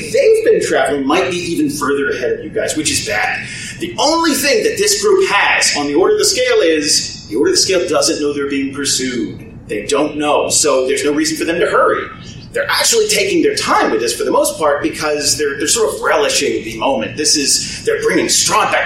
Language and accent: English; New Jersey, United States; I come from New Jersey